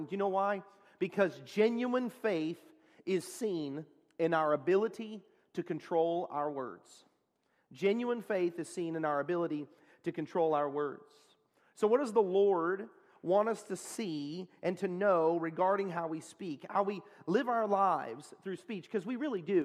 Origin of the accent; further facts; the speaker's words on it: Texas, United States; I'm from Texas